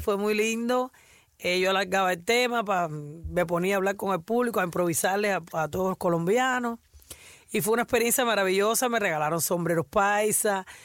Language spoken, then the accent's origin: Spanish; Havana, Cuba; La Habana, que fue donde yo nací